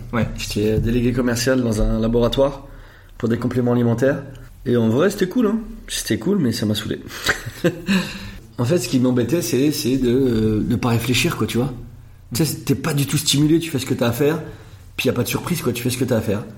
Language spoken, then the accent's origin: French; Anglure, Grand Est, France; j'ai grandi à Anglure, c'est encore tout petit village juste à côté